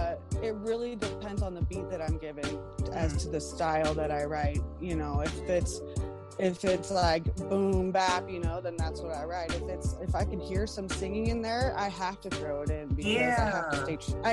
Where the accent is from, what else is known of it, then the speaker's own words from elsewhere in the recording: South Lake Tahoe, California, United States; I'm from South Lake Tahoe, and I'm a hip-hop head.